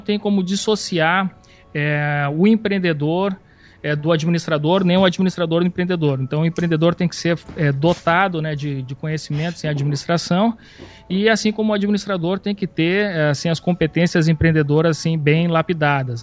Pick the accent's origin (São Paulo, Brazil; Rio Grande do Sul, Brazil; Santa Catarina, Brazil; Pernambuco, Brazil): Rio Grande do Sul, Brazil; eu sou, sou gaúcho